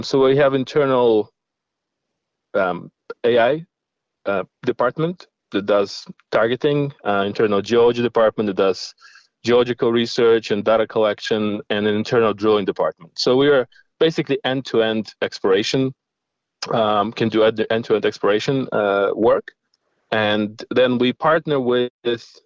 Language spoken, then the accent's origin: English; Ukraine; moved away as an adult; also born or lived in Middle East / Russia / Sydney, Australia; I was born in Ukraine